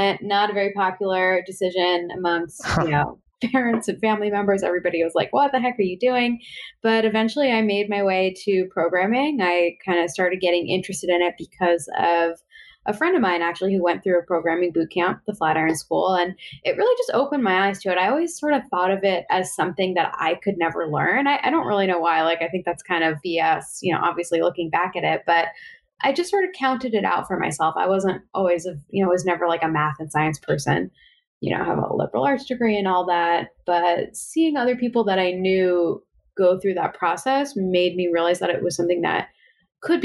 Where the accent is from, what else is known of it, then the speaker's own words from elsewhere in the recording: Westchester, New York, United States; also born or lived in Bronx / Upper West Side; Mostly I grew up in Westchester